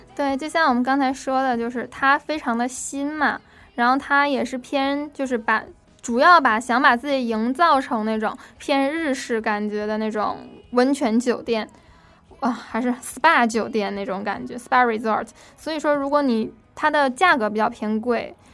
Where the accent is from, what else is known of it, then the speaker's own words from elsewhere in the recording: Northeast China, China; now in Washington, United States; 我是在东北长大的嘛